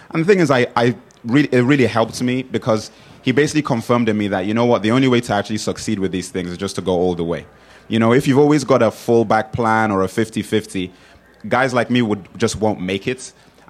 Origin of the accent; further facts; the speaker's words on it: England, United Kingdom; also born or lived in Nigeria; I was born in England. I spent 10 years in Nigeria, then moved back to England.